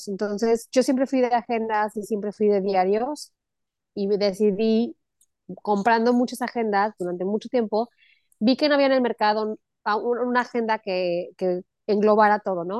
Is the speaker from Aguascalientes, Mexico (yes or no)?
yes; Aguascalientes, Mexico; moved away as an adult; also born or lived in El Paso, Texas / Mexico City / Los Angeles / Texas; now in Cancún, Mexico; nací en El Paso, Texas, o sea, muy cerca de, de donde estás tú. Y este, crecí toda mi vida en Aguascalientes hasta los 22 años